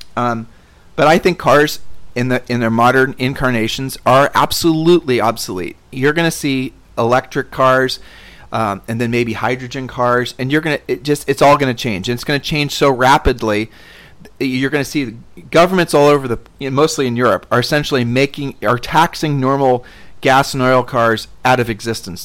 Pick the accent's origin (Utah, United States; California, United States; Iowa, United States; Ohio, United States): Ohio, United States; Columbus; moved away as an adult; now in Puerto Rico; growing up in Columbus as a poor kid